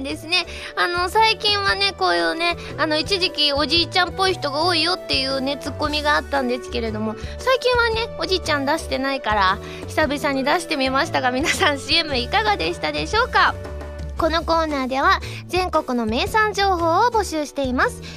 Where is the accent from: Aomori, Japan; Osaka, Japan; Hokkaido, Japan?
Osaka, Japan; now in Tokyo, Japan; 大阪帰った時